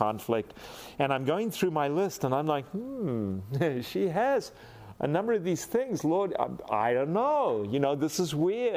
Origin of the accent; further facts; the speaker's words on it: South Africa; I'm a fine South African gentleman